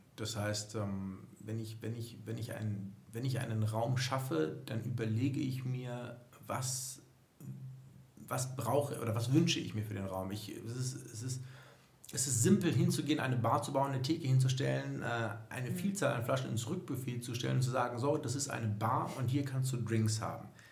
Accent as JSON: {"language": "German", "town": "Düsseldorf", "region": "North Rhine-Westphalia", "country": "Germany", "tie": "born or raised there", "said": "ich bin 40 Jahre alt, gebürtiger Düsseldorfer"}